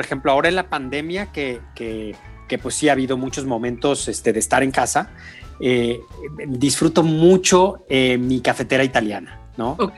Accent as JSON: {"language": "Spanish", "region": "San Luis Potosí", "country": "Mexico", "said": "Yo soy de San Luis Potosí"}